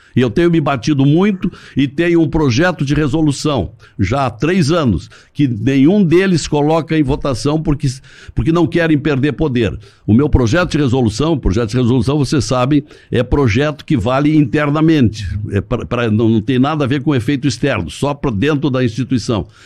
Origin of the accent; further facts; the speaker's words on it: Montenegro, Rio Grande do Sul, Brazil; also born or lived in General Câmara; Eu nasci num distrito General Câmara, uhum. porque a minha família era daquela região. Mas eu, eu me criei em Montenegro